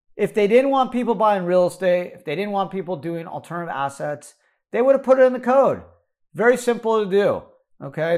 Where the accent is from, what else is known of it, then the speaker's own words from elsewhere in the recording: United States; as an American